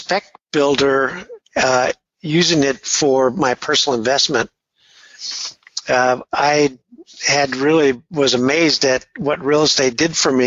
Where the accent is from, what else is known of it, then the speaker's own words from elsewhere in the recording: Redondo Beach, California, United States; now in San Francisco, United States; I grew up just a block from the pier in Redondo Beach